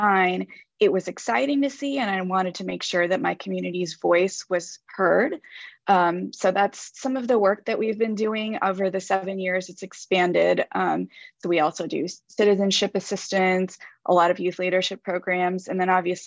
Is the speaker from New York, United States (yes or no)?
no; Durham, North Carolina, United States; also born or lived in Oakland, California; I was born in Oakland, California, but have spent the majority of my life in Durham, North Carolina